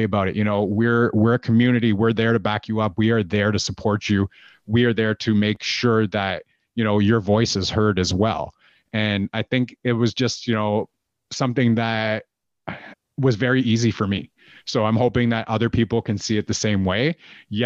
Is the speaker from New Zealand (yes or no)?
no; Canada; I'm Canadian